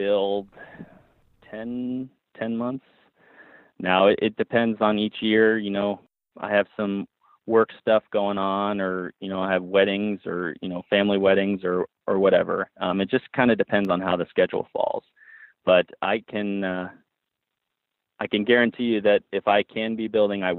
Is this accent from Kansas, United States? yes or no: yes; Emporia, Kansas, United States; moved away as an adult; I was born in Kansas. I lived there 25 years